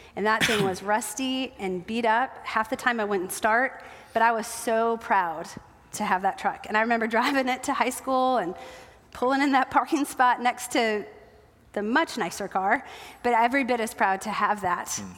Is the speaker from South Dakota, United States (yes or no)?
yes; South Dakota, United States; moved away; I grew up in South Dakota